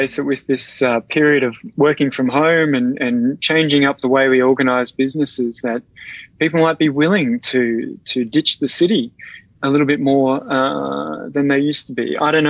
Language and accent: English; Brisbane, Queensland, Australia; I'm from Brisbane